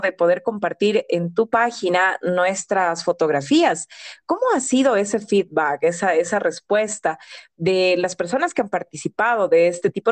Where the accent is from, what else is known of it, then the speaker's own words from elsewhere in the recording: Ecuador; siendo ecuatoriana